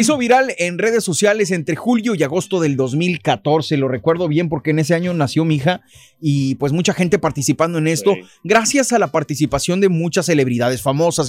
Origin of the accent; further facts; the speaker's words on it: Mexico; now in United States; cuando venimos de México